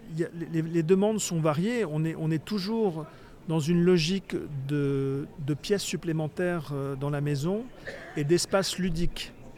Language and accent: French; Touraine, Centre-Val de Loire, France; moved away as an adult; also born or lived in Paris; J'avais le projet de, m'installer dans dans ma région d'origine, qui, est la Touraine